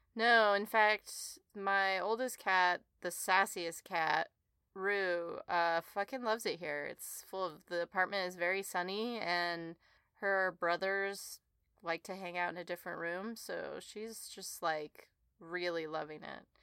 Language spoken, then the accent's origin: English; the West, United States; I grew up in the West where that word is a verb